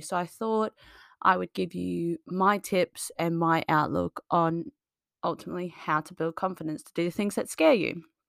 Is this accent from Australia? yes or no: yes; Australia; moved away as an adult; now in United Kingdom; I moved from Australia on my own six, seven years ago